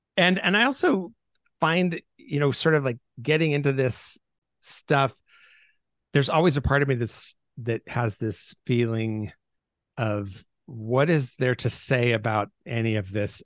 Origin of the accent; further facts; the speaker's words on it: Seattle, Washington, United States; I grew up in the Pacific Northwest.